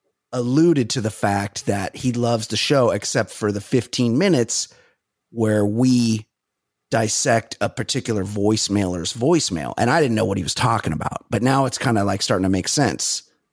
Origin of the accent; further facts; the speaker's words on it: Costa Mesa, California, United States; I'm from Orange County.